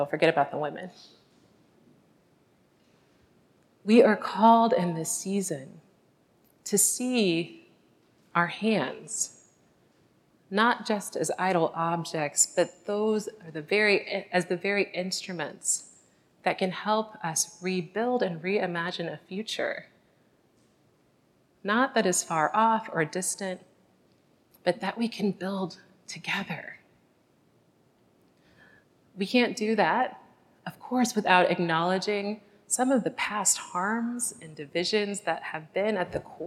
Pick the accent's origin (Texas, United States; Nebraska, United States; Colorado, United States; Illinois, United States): Illinois, United States; Chicago; my hometown of the South Side of Chicago